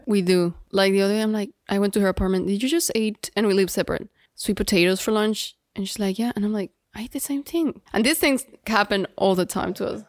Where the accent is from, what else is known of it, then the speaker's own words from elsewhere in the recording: Guadalajara, Jalisco, Mexico; English is a second language; now in Miami, United States; we grew up in Mexico. We're, like, third generation Mexican